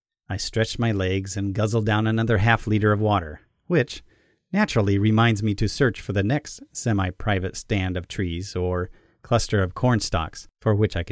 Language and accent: English; Arkansas, United States; I'm from Arkansas